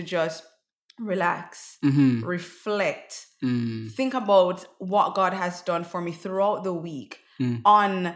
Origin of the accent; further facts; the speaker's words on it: Jamaica; also born or lived in Greater Vancouver, British Columbia, Canada; now in Vancouver, Canada; So I grew up in Jamaica.